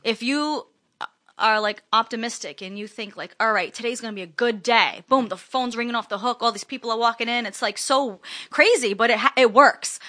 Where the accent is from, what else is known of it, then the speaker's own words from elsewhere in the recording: East Providence, Rhode Island, United States; also born or lived in Springfield, Massachusetts; I went back to my hometown, East Providence